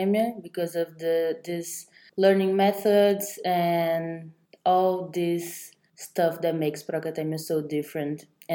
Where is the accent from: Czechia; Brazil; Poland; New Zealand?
Brazil; I'm from Brazil